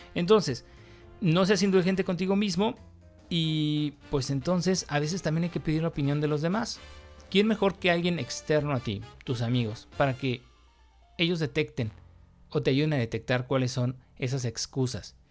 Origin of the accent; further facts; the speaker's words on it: Mexico; yo soy mexicano